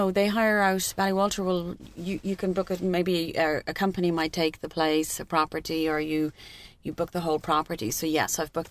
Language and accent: English; Cork, Munster, Ireland; I'm from Cork.